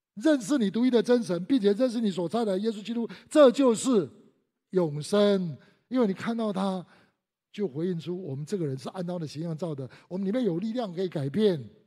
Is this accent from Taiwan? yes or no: yes; Taiwan; 我们都在台湾长大